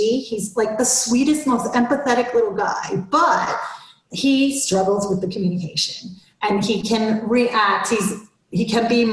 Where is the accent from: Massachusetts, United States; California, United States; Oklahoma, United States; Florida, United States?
Florida, United States; now in Atlanta, United States; I grew up in Florida